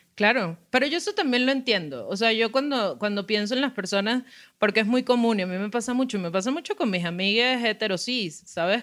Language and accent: Spanish; Venezuela; moved away; soy migrante, soy venezolana